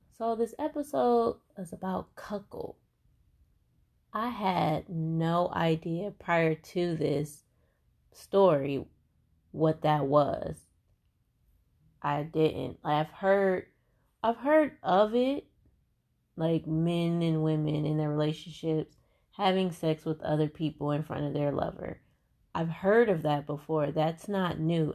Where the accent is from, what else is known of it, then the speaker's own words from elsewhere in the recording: Cleveland, Ohio, United States; I'm from Cleveland